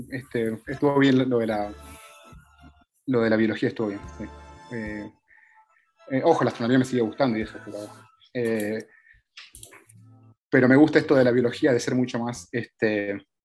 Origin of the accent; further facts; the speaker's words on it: Costa Rica; also born or lived in Scotland / Panama / Argentina / United States; es que en realidad nací ahí, pero después hice toda mi primaria, toda mi infancia en Costa Rica, una parte en Panamá, después volví a Argentina, donde hice la universidad, y ahí me fui de vuelta a Escocia